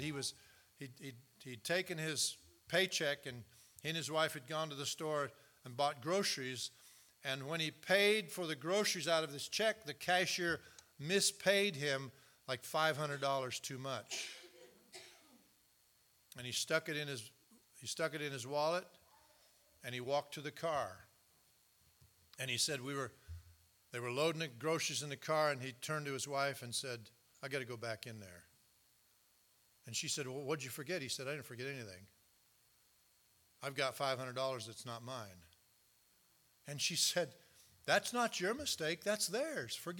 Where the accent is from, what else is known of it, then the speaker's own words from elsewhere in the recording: United States; also born or lived in Canada; I'm an American, I'm also a Canadian, but I'm most of all a Christian